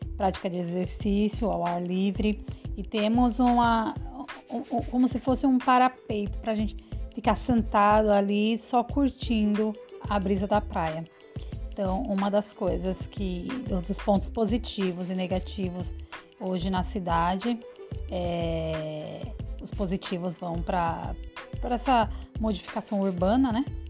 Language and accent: Portuguese; São Paulo, Brazil; moved away as an adult; now in Aracaju, Brazil; Sou paulista, viemos passear aqui nessa cidade em 2010, nos apaixonamos. Em 2013, já voltamos para morar.